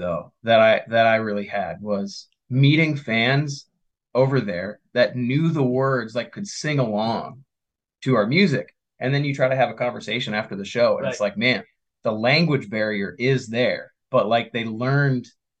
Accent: United States

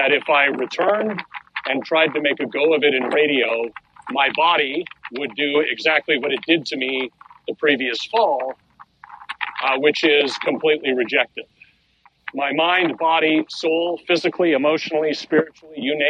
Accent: Oakville, Ontario, Canada; moved away as an adult; also born or lived in Toronto; now in Halifax, Canada; Oakville's my hometown.

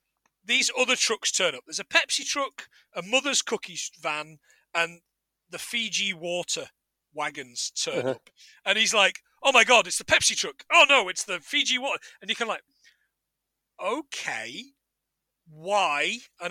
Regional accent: Scotland, United Kingdom; You know what? You can tell we're from Scotland and the lakes, because we get our water from the tap.

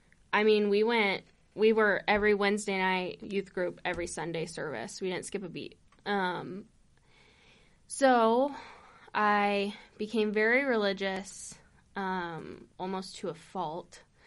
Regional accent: New Mexico, United States; moved away as an adult; also born or lived in California; I didn't get into religion until we moved to New Mexico, because we moved there from California. Mm-hmm. And we moved to New Mexico, and probably when I was, I'd say 10

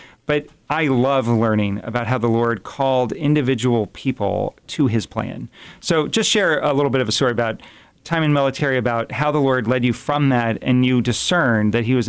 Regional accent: East Coast, United States; now in Fort Wayne, United States; I am from the East Coast.

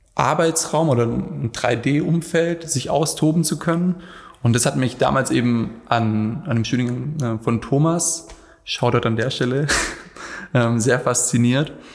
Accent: Black Forest, Baden-Württemberg, Germany; moved away; Also, ich komme ursprünglich aus dem Schwarzwald

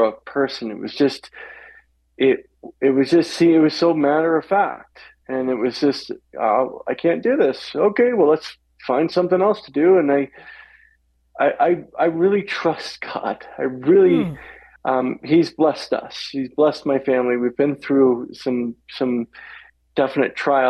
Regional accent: Walla Walla, Washington, United States; I'm born and bred in Walla Walla, Washington, so I'm a Northwest boy. And born and raised out there

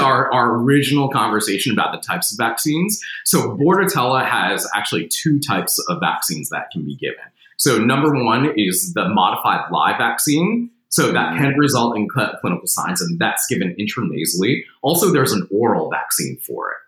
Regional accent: New Jersey, United States; now in Tennessee, United States; I'm from New Jersey

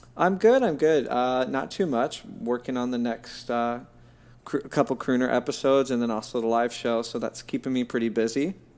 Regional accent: Kentucky, United States; moved away; I'm from Kentucky originally, that's where I was born.

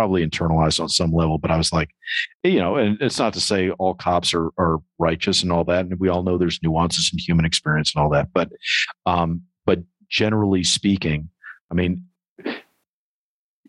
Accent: New York, United States; growing up in New York in the 80s

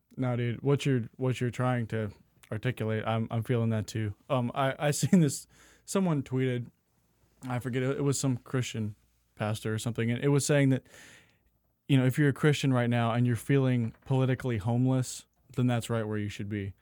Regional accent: the South, United States; also born or lived in Phoenix; growing up in the South

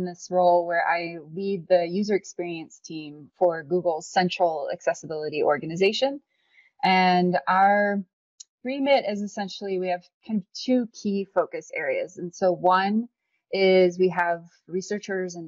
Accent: Illinois, United States; moved away; also born or lived in St. Louis, Missouri; I was born in St. Louis, but raised in Illinois most of my life.

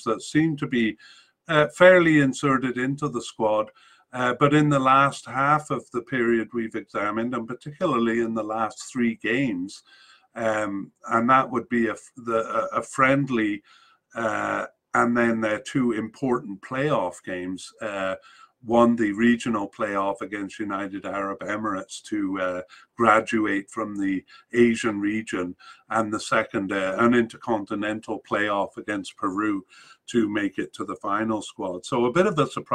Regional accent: Canada; as a Canadian

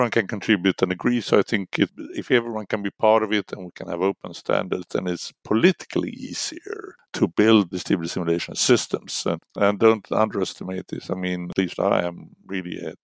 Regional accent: Linköping, Östergötland, Sweden; I studied in my hometown, Linköping

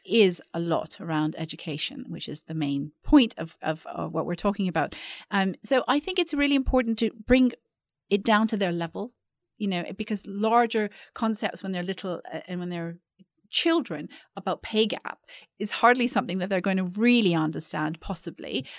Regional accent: Vancouver, British Columbia, Canada; moved away as an adult; also born or lived in London / New York; now in Singapore; I grew up in Vancouver

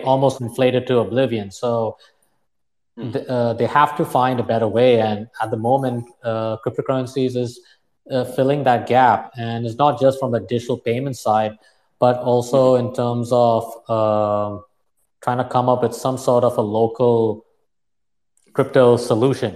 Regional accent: Dubai, United Arab Emirates; moved away as an adult; also born or lived in Plainview, Texas; I was born and brought up in Dubai. I moved from one desert in Dubai to another desert in West Texas.

